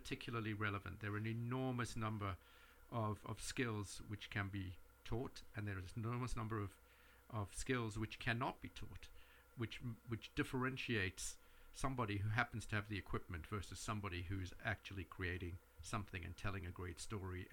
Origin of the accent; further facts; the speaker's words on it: South Africa; now in New York, United States; I grew up in South Africa, so I'm very connected with that part of the world